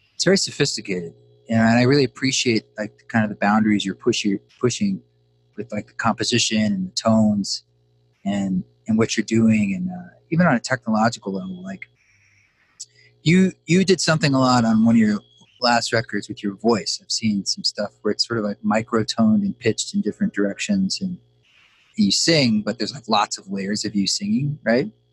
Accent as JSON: {"language": "English", "region": "Pacific Northwest", "country": "United States", "tie": "born or raised there", "said": "I grew up in the Pacific Northwest"}